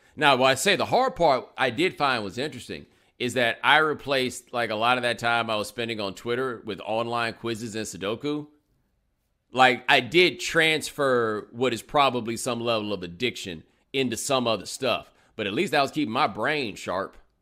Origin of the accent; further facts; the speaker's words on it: Houston, Texas, United States; also born or lived in Atlanta, Georgia; I grew up in Houston, but I am a native of Atlanta